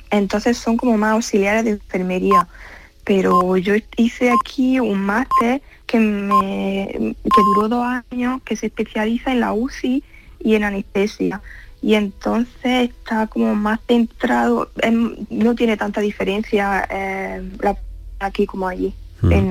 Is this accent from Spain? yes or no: yes; Spain; accent: Spanish; now in Germany; pues que todavía tengo el acento español, no me lo llego a quitar